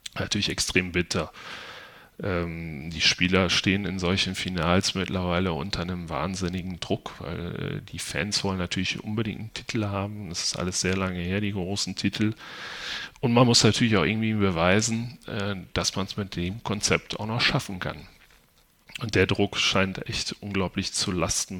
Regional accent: Haltern region, North Rhine-Westphalia, Germany; ich komme selbst aus der Region.

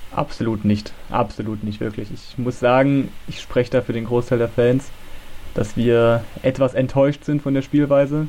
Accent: Germany; bin aus Nähe Leipzig, ist eigentlich zwischen Leipzig und Halle

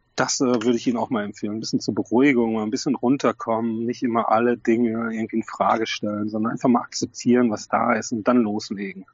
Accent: North Rhine-Westphalia, Germany; ich bin Westfale

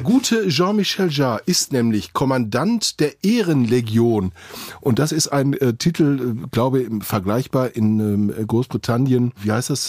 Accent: Witten, North Rhine-Westphalia, Germany; in Witten, meine Heimatstadt

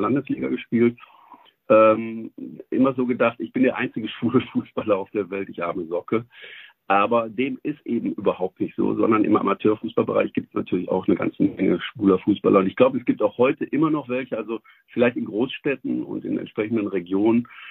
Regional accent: Essen, North Rhine-Westphalia, Germany; meiner Heimatstadt Essen

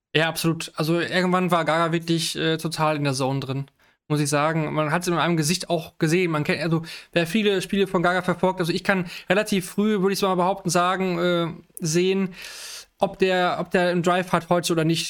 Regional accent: Germany; ich, als Deutscher

